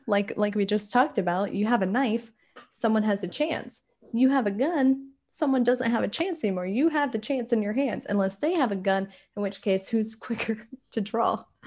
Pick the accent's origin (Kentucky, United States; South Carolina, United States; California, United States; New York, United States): South Carolina, United States; rural; moved away as an adult; now in Scotland, United Kingdom; I grew up in, like, rural South Carolina